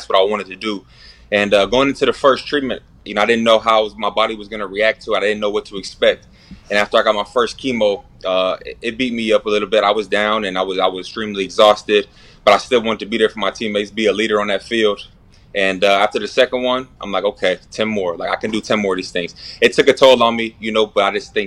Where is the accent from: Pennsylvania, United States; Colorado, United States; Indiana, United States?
Pennsylvania, United States; Erie; also born or lived in Pittsburgh, Pennsylvania; I'm from Erie, Pennsylvania